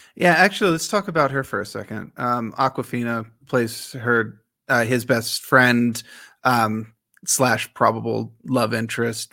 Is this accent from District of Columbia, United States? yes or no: yes; Washington, District of Columbia, United States; I grew up in Washington, D C